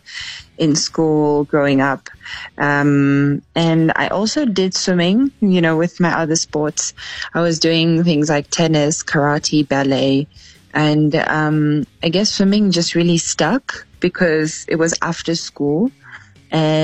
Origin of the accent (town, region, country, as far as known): Zambia